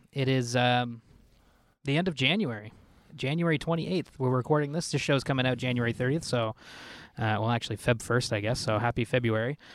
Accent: Ottawa, Ontario, Canada; I'm from Ottawa

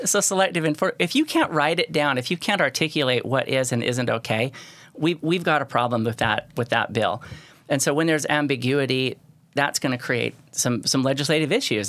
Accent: St. George, Utah, United States; I was from Saint George

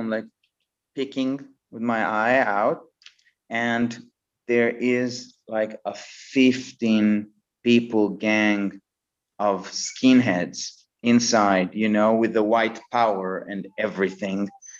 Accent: Israel; And then they told me, where are you from? And I said, I'm from Israel.

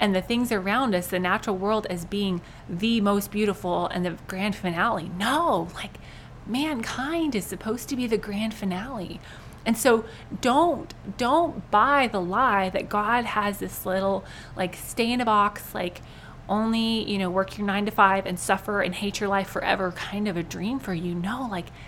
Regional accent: United States; we, as American Christians

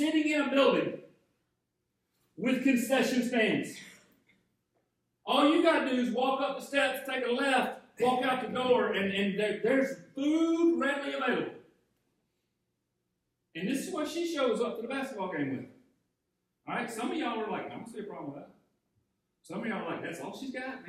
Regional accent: Arcade, Georgia, United States; I grew up in Arcade, Georgia, just out of Jefferson, Georgia, just out of Athens, Georgia, and it's agrarian community

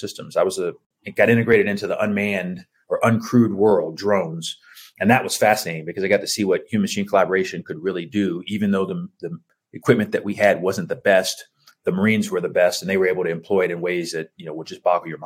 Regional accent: Houston, Texas, United States; I grew up in Houston, Texas

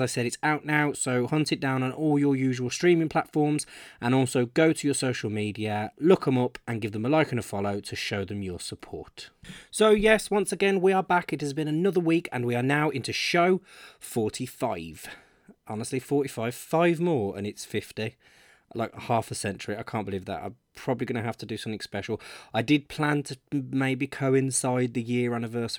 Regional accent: Birmingham, West Midlands, United Kingdom; it's my hometown Birmingham

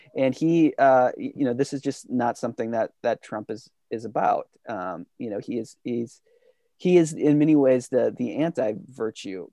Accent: United States; as an American in, you know, growing up through the eighties, nineties

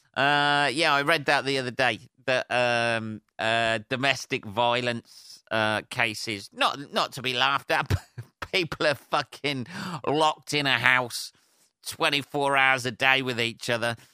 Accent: Northampton, East Midlands, United Kingdom; Northampton, my hometown, by the way, or Northamptonshire, my um, my county

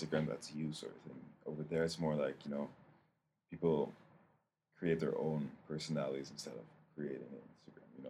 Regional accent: Netherlands; moved away as an adult; also born or lived in Canada; now in Toronto, Canada; I'm from the Netherlands. I was born and raised there and moved to Canada about like 4 years ago

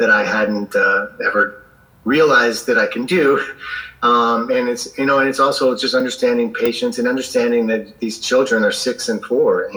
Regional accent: Southern Indiana, United States; I grew up in the Midwest in America, in Southern Indiana, right on the Ohio River

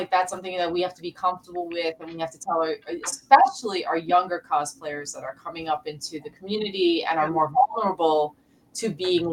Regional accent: New York City, New York, United States; I also grew up in the South Bronx, so I have South Bronx face.

